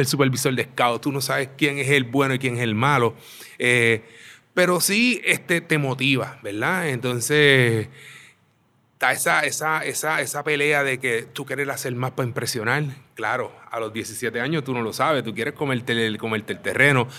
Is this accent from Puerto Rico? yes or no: yes; Aguadilla, Puerto Rico; moved away; also born or lived in Mayagüez; me crié en Aguadilla, toda mi niñez la desarrollé en Aguadilla